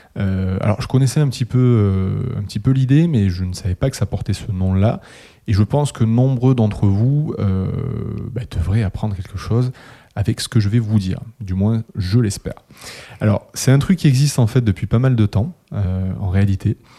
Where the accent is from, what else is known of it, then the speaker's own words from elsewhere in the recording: Toulouse, Occitania, France; le vieux de la bande, toujours présent, euh, toulousain aussi